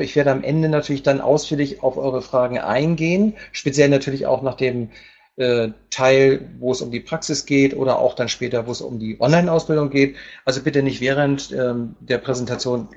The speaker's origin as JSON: {"language": "German", "region": "Hamburg", "country": "Germany", "moved": "as an adult", "lives_now": "Palma, Spain", "said": "ich komme ursprünglich aus Hamburg"}